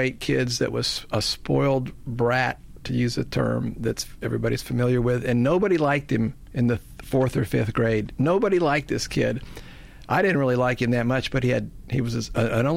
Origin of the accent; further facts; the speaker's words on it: Texas, United States; moved away as an adult; also born or lived in Florida; I'm a Texan